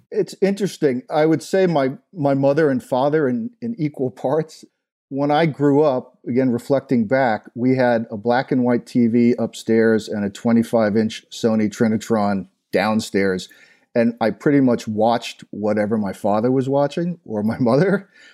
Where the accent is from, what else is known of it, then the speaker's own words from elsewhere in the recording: Long Island, New York, United States; moved away as an adult; also born or lived in Middle East; now in Lake Norman area, United States; I grew up in Long Island, New York, just outside of New York City, maybe thirty minutes